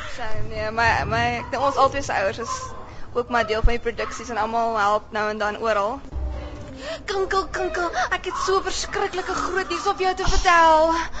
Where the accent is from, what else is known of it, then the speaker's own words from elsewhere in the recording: Kimberley, Northern Cape, South Africa; moved away; also born or lived in Stellenbosch; ek kom van Kimberley af